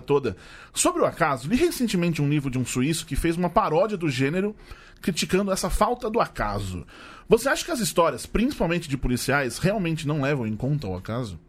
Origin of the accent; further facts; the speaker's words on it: Tatuapé, São Paulo, Brazil; sou do Tatuapé